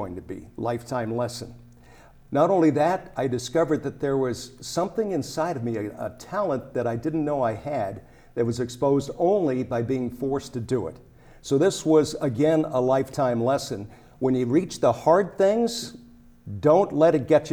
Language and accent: English; Colorado, United States; I grew up in Colorado